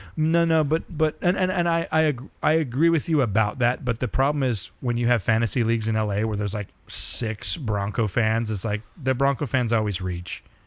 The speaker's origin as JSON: {"language": "English", "town": "San Diego", "region": "California", "country": "United States", "tie": "born or raised there", "said": "I was born in San Diego"}